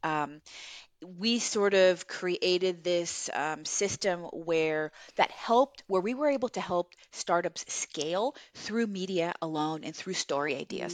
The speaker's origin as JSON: {"language": "English", "town": "Los Angeles", "region": "California", "country": "United States", "tie": "born or raised there", "also_born_or_lived": "Viña del Mar, Chile", "second_language": "English", "said": "I came here to America when I was, uh, nine years old in elementary school to the San Fernando Valley, the, um, in Los Angeles"}